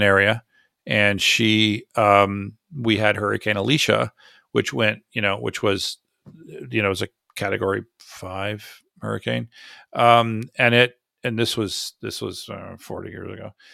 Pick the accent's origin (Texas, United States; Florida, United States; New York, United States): Florida, United States; I grew up in Florida